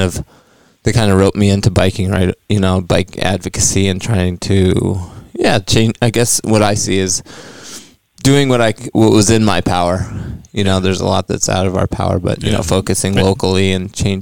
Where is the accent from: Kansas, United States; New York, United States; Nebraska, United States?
New York, United States; moved away; Oh, this is back in New York State.